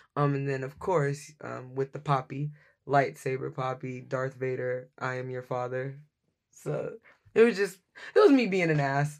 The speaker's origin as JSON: {"language": "English", "town": "Dallas", "region": "Texas", "country": "United States", "moved": "yes", "lives_now": "Seattle, United States", "said": "I'm originally from Dallas, Texas."}